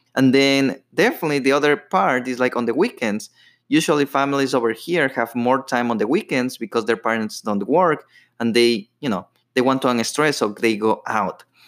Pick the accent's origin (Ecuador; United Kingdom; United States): Ecuador; moved away; I grew up in Ecuador